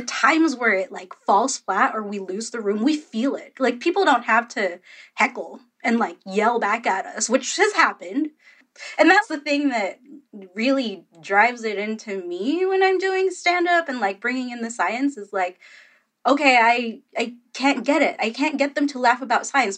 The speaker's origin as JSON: {"language": "English", "country": "Philippines", "said": "I'm Filipino"}